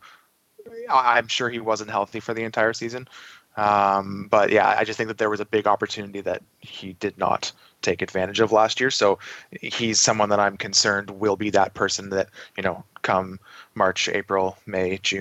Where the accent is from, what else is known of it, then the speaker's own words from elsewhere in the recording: outside of Toronto, Ontario, Canada; I grew up shortly outside of Toronto